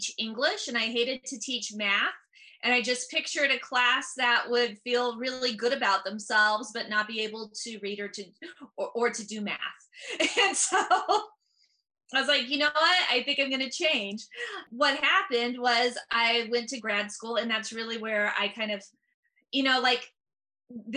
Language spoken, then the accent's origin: English; San Francisco Bay Area, California, United States; I'm from the San Francisco Bay Area